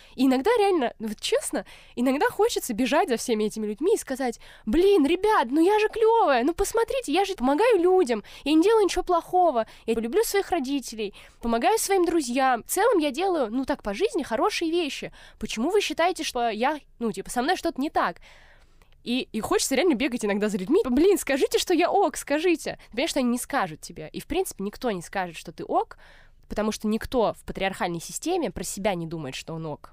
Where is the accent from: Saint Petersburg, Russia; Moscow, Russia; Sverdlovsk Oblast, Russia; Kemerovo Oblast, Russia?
Moscow, Russia; я выросла в Москве